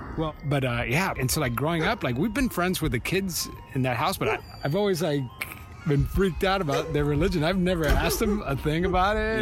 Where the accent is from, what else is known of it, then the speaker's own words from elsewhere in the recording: Miami, Florida, United States; moved away; I grew up Roman Catholic in Miami, Florida